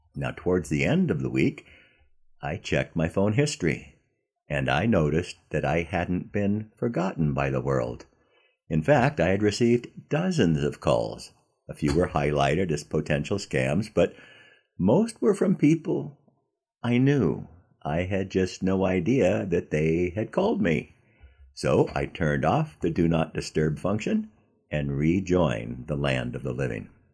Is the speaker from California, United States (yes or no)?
yes; Southern California, United States; when I was a kid growing up in Southern California